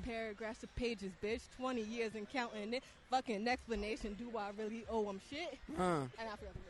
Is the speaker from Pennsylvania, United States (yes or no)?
yes; Wilkes-Barre, Pennsylvania, United States; also born or lived in West Philadelphia; now in Philadelphia, United States; I'm from the 570. I'm from Wilkes-Barre.